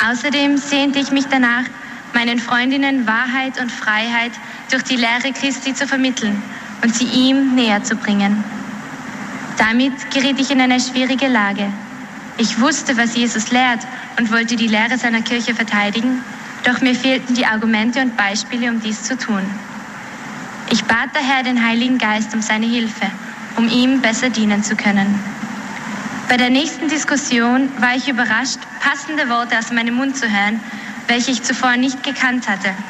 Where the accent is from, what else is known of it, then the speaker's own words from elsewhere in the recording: Austria; ich komme aus Österreich. Ich bin in einer katholischen Familie aufgewachsen